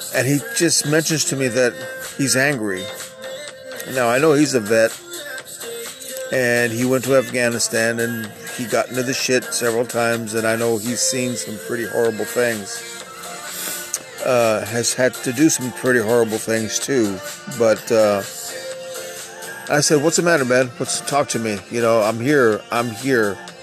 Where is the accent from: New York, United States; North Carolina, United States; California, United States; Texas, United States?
Texas, United States; I'm a Texan.